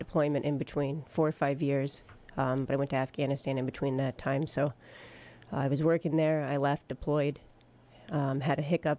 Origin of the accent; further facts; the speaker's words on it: Phoenix, Arizona, United States; moved away as an adult; now in Massachusetts, United States; Oh, so I grew up in Phoenix, Arizona.